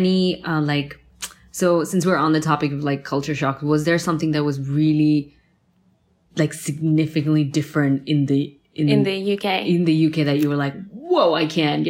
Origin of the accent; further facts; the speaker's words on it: India; being Indian, like I cannot buy expensive stuff. Like I go for the cheapest thing. Like that's one Indian thing about me.